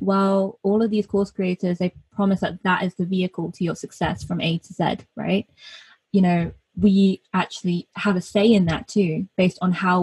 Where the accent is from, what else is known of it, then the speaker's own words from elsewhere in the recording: North Devon, South West England, United Kingdom; I am British born. I'm British born Chinese, so we call ourselves BDCs over here. And yeah, so I grew up in North Devon